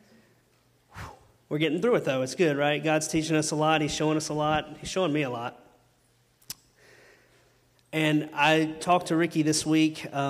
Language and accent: English; Chesnee, South Carolina, United States; I'm from Chesney